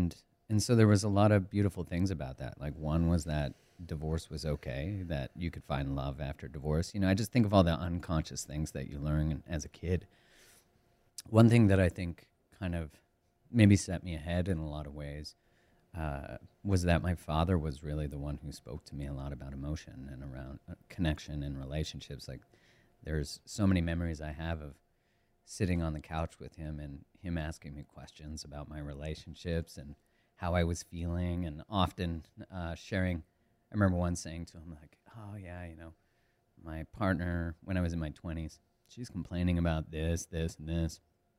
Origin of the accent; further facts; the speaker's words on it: Calgary, Alberta, Canada; Yeah, I grew up in Canada, in Calgary, Alberta, which is on the west side. It's just an hour from the Rockies.